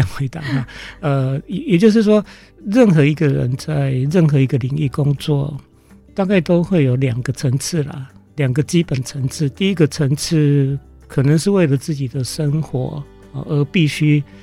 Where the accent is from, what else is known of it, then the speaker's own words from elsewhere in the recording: Taiwan; 我们生在台湾这样一个海岛，被海洋包围的海岛